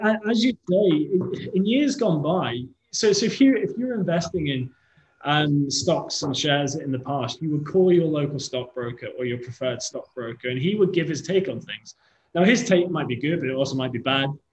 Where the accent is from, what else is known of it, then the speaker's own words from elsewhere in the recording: Liverpool, North West England, United Kingdom; now in London, United Kingdom; my hometown of Liverpool